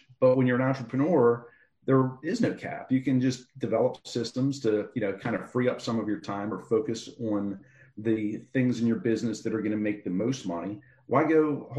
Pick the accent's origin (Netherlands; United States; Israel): United States; Baltimore, Maryland; Hamden, which is where I grew up at in Baltimore City